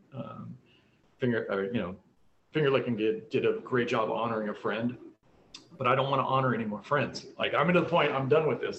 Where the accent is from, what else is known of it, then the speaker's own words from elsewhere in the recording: Colorado, United States; moved away; my childhood growing up in Colorado